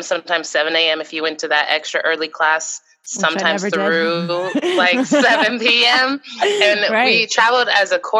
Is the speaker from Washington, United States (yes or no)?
yes; Seattle, Washington, United States; myself, I'm from Seattle, Washington.